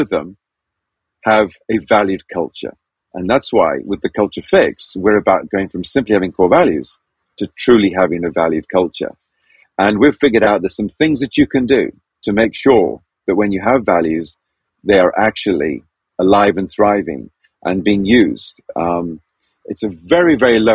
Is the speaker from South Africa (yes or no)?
no; Zambia; I was born and raised in Zambia.